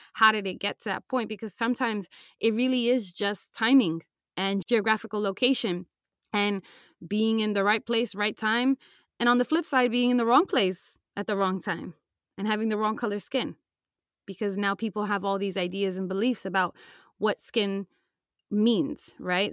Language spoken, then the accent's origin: English; United States